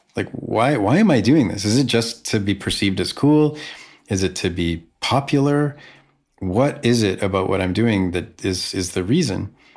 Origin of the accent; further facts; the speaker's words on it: Vancouver, British Columbia, Canada; playing to 100 people in my hometown